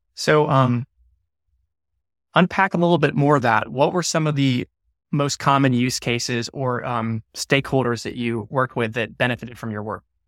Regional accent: Atlanta, Georgia, United States; I grew up in Atlanta

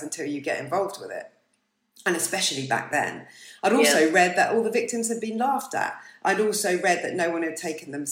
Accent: Bournemouth, South West England, United Kingdom; I'm from Bournemouth

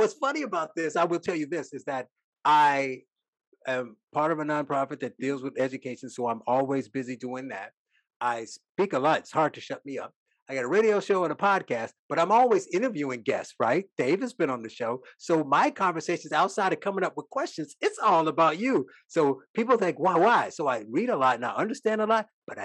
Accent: Northwest Indiana, United States; I grew up in Northwest Indiana

